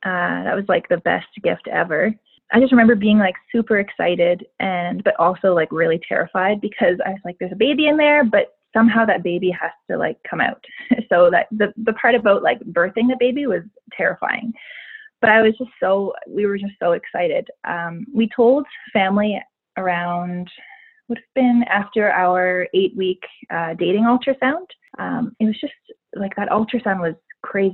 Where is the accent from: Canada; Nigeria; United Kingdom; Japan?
Canada; Yarmouth, Nova Scotia; now in Calgary, Canada; I'm originally from Yarmouth, Nova Scotia, and I've lived in Calgary now, I guess, for 10 years.